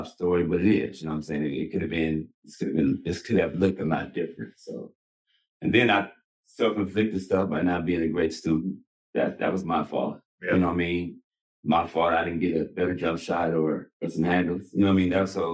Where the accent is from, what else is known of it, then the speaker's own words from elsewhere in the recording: Los Angeles, California, United States; single mom, growing up in South Central